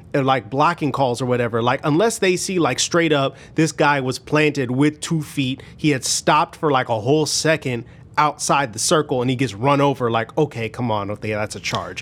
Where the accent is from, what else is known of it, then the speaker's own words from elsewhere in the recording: Chicago, Illinois, United States; I'm from Chicago